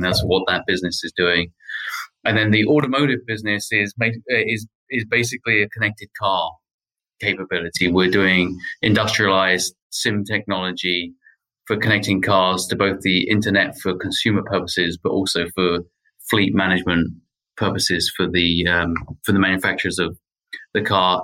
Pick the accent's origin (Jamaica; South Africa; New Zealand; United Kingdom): United Kingdom; moved away as an adult; also born or lived in United States; now in Paris, France; If my accent's not a giveaway already, then I grew up in the UK and I moved to the US about 10 years ago